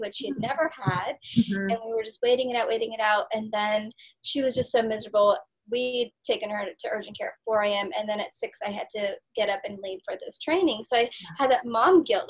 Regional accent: India; now in United States; I'm from India

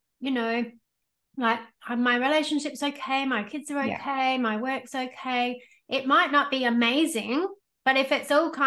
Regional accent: Australia; I was born in Australia, but all my cousins and stuff were born in the UK

